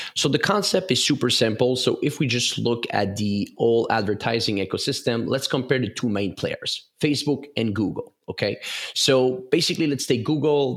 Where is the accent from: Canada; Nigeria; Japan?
Canada; English is a second language; I'm from the French part of Canada. So maybe that's why of my accent.